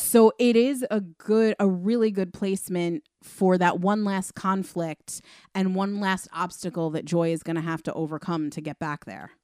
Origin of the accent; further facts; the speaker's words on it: Long Island, New York, United States; also born or lived in Queens, New York; I was born in Queens and then moved further out onto Long Island when I was six